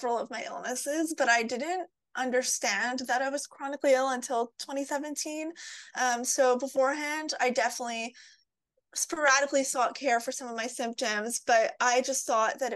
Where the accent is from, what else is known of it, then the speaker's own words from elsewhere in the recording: Montreal, Quebec, Canada; now in Toronto, Canada; I'm originally from Montreal, Quebec, but I live in Toronto, Ontario, Canada